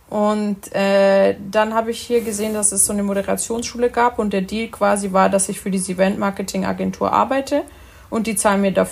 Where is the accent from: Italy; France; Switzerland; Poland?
Italy; weil ich zum Beispiel als Italiener neige